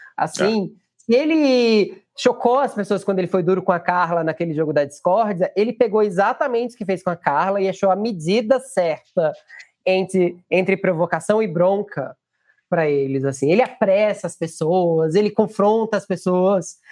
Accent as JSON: {"language": "Portuguese", "region": "Pernambuco", "country": "Brazil", "said": "como pernambucano que sou"}